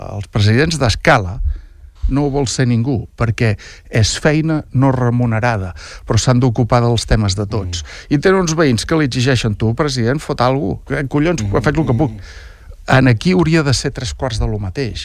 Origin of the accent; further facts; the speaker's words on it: Lloret de Mar, Catalonia, Spain; la sort que tenim els lloretencs